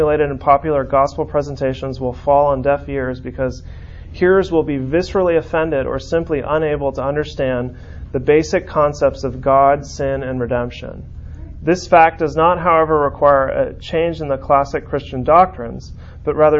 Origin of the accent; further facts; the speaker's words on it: San Francisco, California, United States; I grew up in San Francisco